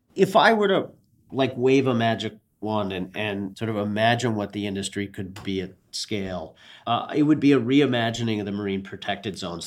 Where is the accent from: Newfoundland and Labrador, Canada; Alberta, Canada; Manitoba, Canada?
Newfoundland and Labrador, Canada; My parents were American, but I was born and raised in Newfoundland, Canada, the little fishing outport